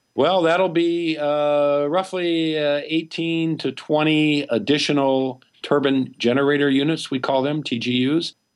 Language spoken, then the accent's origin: English; Peoria, Illinois, United States; I'm from Illinois, central Illinois, Peoria, Illinois. I didn't even see an ocean until I was in my twenties.